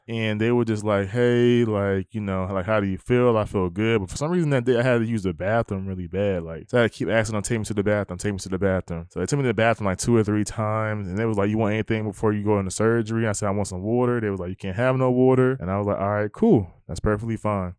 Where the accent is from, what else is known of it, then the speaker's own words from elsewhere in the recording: New Jersey, United States; now in Texas, United States; I'm from New Jersey